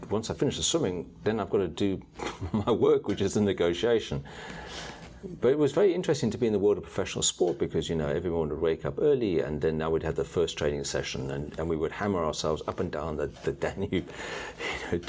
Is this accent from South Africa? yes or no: yes; South Africa; moved away; growing up in South Africa at the end of apartheid